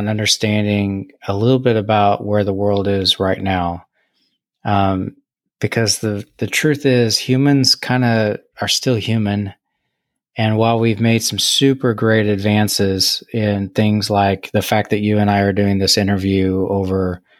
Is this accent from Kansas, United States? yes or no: yes; Kansas, United States; And, you know, as I was growing up in Kansas, and then I would see pictures that my dad took when he was on his ship during Vietnam